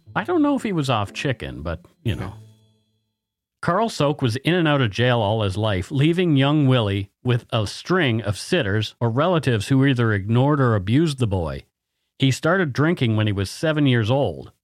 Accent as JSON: {"language": "English", "town": "Bridgewater", "region": "Nova Scotia", "country": "Canada", "tie": "born or raised there"}